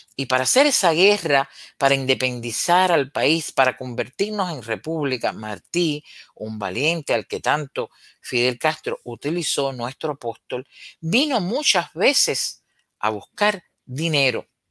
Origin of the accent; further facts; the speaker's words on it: Cuba; los cubanos estábamos necesitando tanto